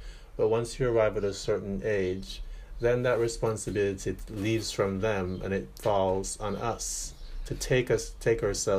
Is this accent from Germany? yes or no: no; Jamaica; now in Paris, France; I didn't grow up here. You know, I'm from Jamaica.